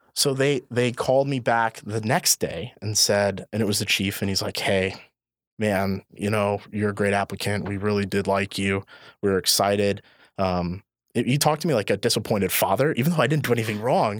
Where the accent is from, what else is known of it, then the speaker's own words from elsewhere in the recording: Indiana, United States; now in Illinois, United States; I'm actually from Indiana